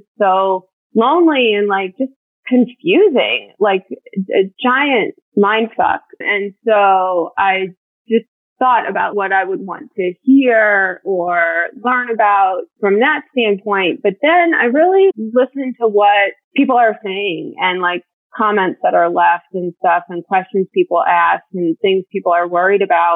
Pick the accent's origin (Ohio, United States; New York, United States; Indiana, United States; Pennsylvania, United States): Ohio, United States; also born or lived in Raleigh-Durham area, North Carolina; now in North Carolina, United States; I grew up in Ohio